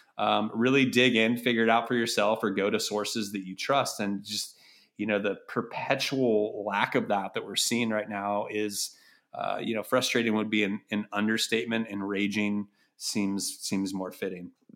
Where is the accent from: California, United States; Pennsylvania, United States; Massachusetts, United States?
California, United States; Berkeley; also born or lived in Chicago; growing up around Berkeley and El Cerrito